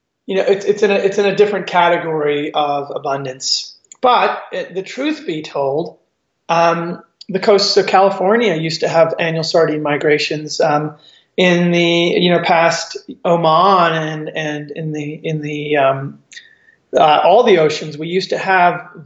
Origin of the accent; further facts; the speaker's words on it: Eastern Cape, South Africa; growing up in South Africa, right on the wild coast